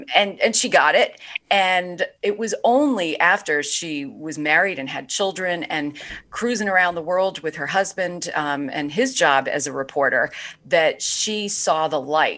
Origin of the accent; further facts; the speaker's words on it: New York City, New York, United States; I grew up in Brooklyn, New York in the 70s